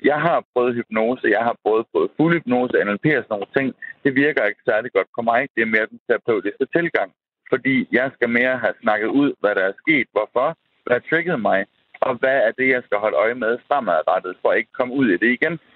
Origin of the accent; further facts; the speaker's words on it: Central Denmark Region, Denmark; jeg, jeg er gammel midtjyde.